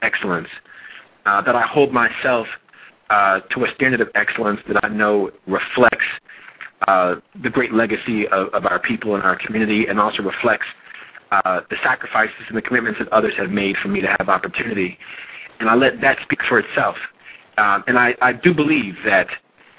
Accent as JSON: {"language": "English", "region": "New Jersey", "country": "United States", "tie": "born or raised there", "said": "my years growing up in New Jersey"}